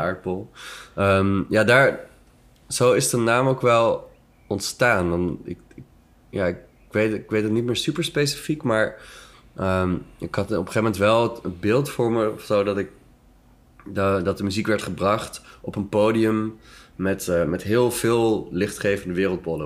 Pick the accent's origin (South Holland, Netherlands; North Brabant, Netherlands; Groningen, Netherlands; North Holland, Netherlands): North Holland, Netherlands; Amsterdam; moved away as an adult; now in Antwerp, Belgium; uit die stad mhm. waar ik vandaan kom